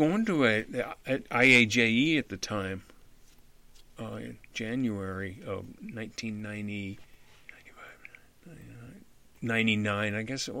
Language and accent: English; Canada; also born or lived in Bismarck, North Dakota / Idaho; now in Kansas City, United States; I'm a Canadian citizen